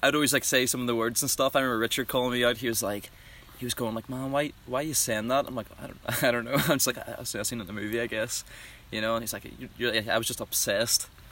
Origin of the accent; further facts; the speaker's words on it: Belfast, Northern Ireland, United Kingdom; moved away as an adult; now in United States; Northern Ireland. I'm from a wee place called Belfast